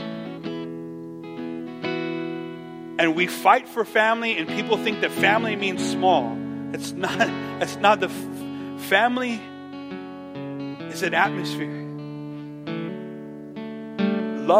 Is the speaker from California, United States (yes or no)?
yes; Los Angeles, California, United States; I'm from East